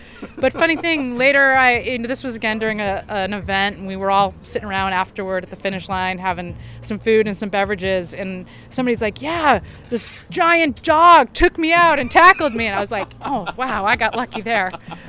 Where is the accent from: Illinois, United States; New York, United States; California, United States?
California, United States; Southern; I'm actually from Southern California